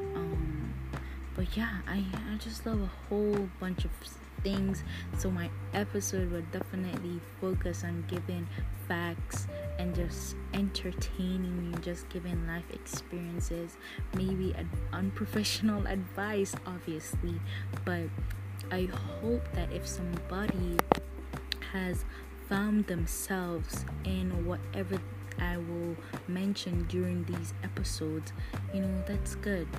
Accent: Jamaica; I'm Jamaican

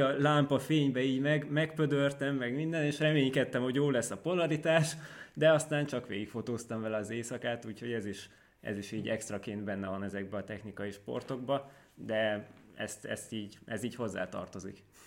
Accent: Tótkomlós, Békés, Hungary; now in Szeged, Hungary; Tótkumlósi vagyok, ami egy nagyon kellemes kis falu, vagy város, bocsánat, város Békés megyében. Igazából nagyon szerettem ott lakni

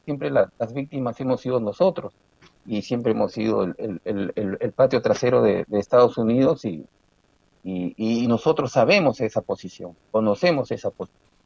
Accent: Chimbote, Ancash, Peru; moved away; also born or lived in Breña, Lima; Yo nací en Breña, aunque de corazón soy chimbotano y siempre seguiré chimbotano.

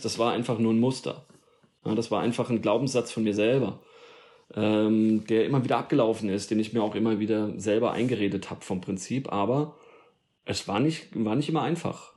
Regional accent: Darmstadt, Hesse, Germany; moved away as an adult; also born or lived in Odenwald; now in Allgäu, Germany; Ich bin in, äh, im Rhein-Main-Gebiet, also in Darmstadt geboren, ja. Mhm. Und äh, also in der Nähe von Frankfurt, südlich von Frankfurt und äh, bin da auch groß geworden

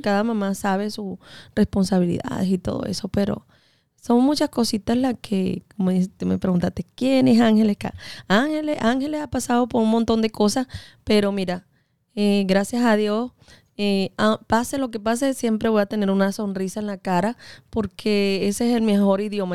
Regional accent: Venezuela; now in United States; yo soy venezolana

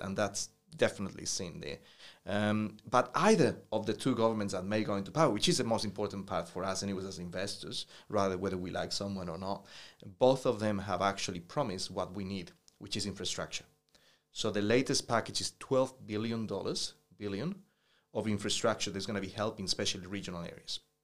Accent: New Zealand; as a Kiwi

